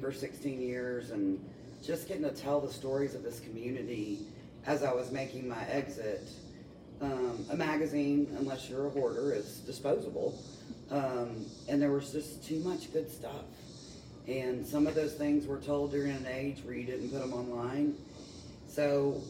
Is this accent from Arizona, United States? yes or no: no; Franklin, Tennessee, United States; born or raised there; also born or lived in Nashville, Tennessee / Miami, Florida